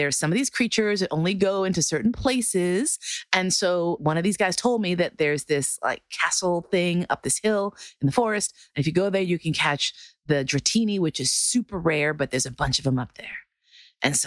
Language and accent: English; New York, United States; I'm from New York